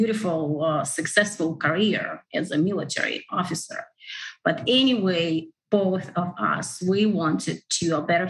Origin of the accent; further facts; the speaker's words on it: Russia; moved away as an adult; now in United States; I was born and grew up in Russia